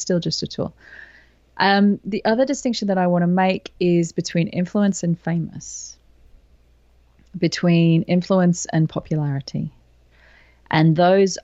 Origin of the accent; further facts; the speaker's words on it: England, United Kingdom; moved away as an adult; now in Sydney, Australia; I was born in England. So I spent the first 20 years of my life in England